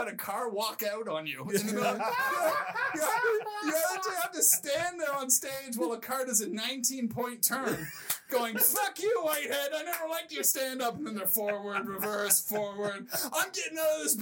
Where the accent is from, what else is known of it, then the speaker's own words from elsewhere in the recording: Cole Harbour, Nova Scotia, Canada; moved away as an adult; also born or lived in United Kingdom; now in Los Angeles, United States; This is where I grew up in Nova Scotia